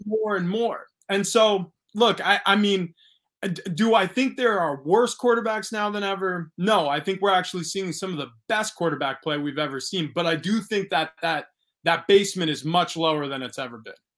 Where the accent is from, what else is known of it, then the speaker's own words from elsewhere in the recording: Long Island, New York, United States; moved away as an adult; also born or lived in Pennsylvania / New England / Arizona / San Diego; I grew up in New York.